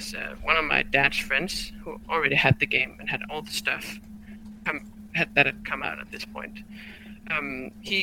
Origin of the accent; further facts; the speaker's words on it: Denmark; I'm from Denmark.